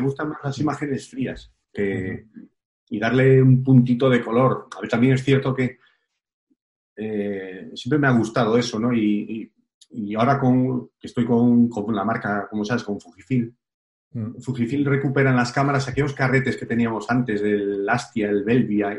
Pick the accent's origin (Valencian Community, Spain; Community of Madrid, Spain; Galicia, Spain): Galicia, Spain; yo soy gallego